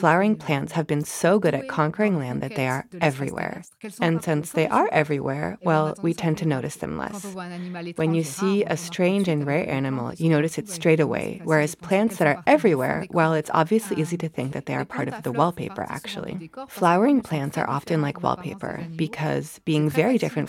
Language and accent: English; France; moved away as an adult; now in Cambridge, United Kingdom; I was born in France. I completed all my studies in France, including my PhD in plant biology